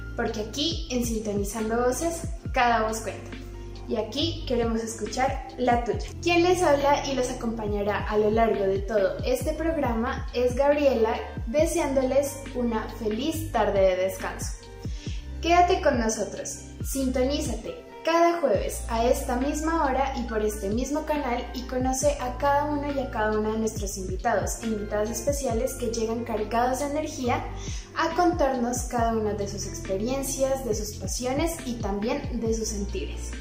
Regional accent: Colombia; nosotros como colombianos

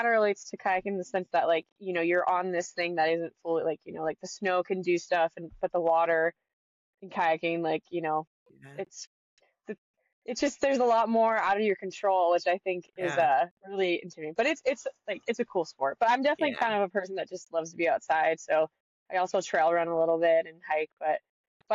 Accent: Northern California, United States; moved away as an adult; also born or lived in Truckee / Jackson, Wyoming; now in Massachusetts, United States; I grew up in Northern California

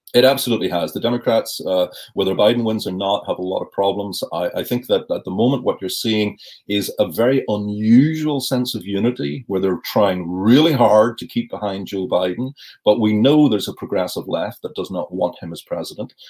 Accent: Northern Ireland, United Kingdom; as a child growing up in Northern Ireland

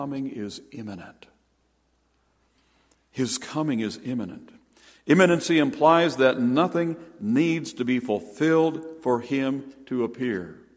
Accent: Stillwater, Minnesota, United States; also born or lived in Peking, Illinois; now in Duluth, United States; I was born in 1946 in Stillwater

